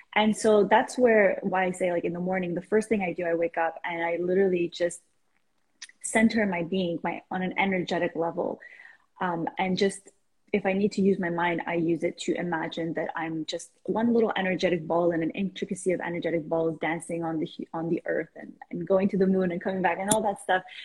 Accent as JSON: {"language": "English", "country": "Iran", "moved": "yes", "lives_now": "Canada", "said": "I am originally from Iran, moved to Canada a couple of years ago, well, three decades ago actually."}